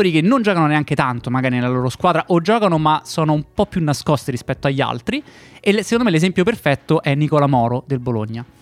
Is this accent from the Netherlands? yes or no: yes; Netherlands; Italian is a second language; Essendo olandese non ho idea di come si